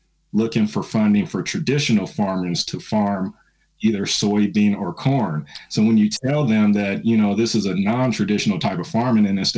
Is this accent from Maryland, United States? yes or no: no; San Francisco, California, United States; now in Indianapolis, United States; I was born in San Francisco, California.